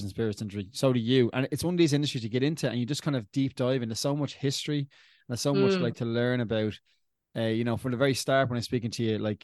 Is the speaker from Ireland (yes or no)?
yes; Dublin, Leinster, Ireland; I'm from Dublin